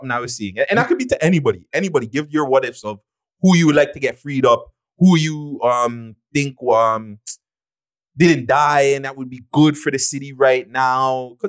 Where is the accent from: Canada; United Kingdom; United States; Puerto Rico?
Canada; Toronto, Ontario; I'm from Rexdale